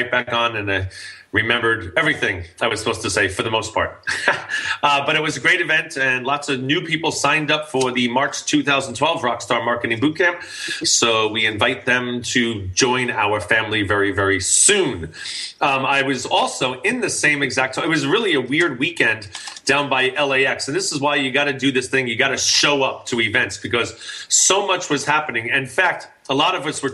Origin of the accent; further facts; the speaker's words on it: New York, United States; I'm from New York